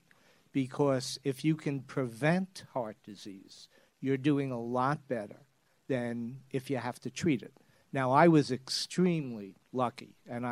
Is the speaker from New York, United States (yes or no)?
yes; New York City, New York, United States; now I'm from Brooklyn